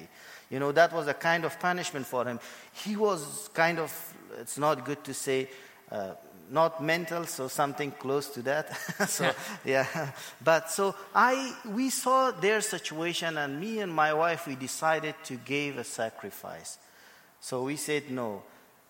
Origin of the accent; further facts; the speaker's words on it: Afghanistan; moved away as an adult; also born or lived in Pakistan / India; I'm from Afghanistan. And so to make it short, I was born in Afghanistan